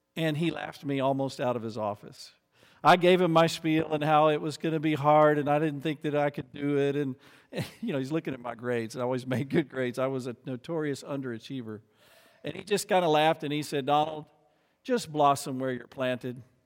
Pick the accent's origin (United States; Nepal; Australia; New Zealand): United States; as an American